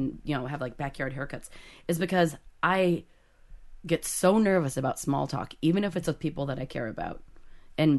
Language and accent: English; Bremerton, Washington, United States; I'm from Bremerton, Washington